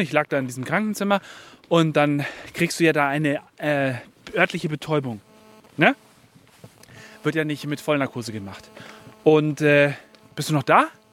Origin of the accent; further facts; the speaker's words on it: Bayerisch Gmain, Bavaria, Germany; moved away; Ich bin ja in Bayerisch Main groß geworden. Bayerisch Main ist so ein kleines Dorf nebendran